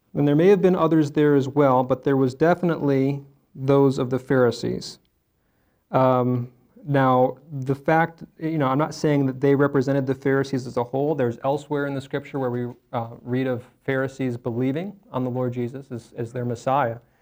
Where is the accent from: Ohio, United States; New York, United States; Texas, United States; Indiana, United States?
Ohio, United States; Cleveland; I was born in April. Rushed to Rainbow Babies and Children's Hospital, that's in Cleveland